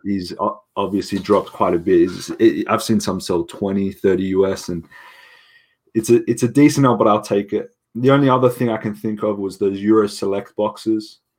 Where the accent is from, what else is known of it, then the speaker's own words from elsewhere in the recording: Sydney, New South Wales, Australia; I'm from Sydney